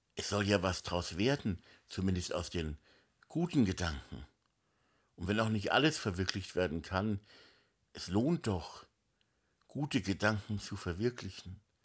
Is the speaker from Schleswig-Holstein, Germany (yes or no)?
no; Hamburg, Germany; moved away as an adult; now in Spiegelau, Germany; ich bin halt in Hamburg aufgewachsen, die ersten 20 Jahre meines Lebens, allerdings in Hamburg-Meindorf, also am Stadtrand von Hamburg.